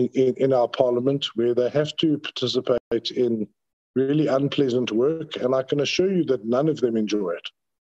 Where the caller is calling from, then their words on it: Cape Town, Western Cape, South Africa; Chairperson, I'm calling from Acacia Park, so you know what the signal is like here.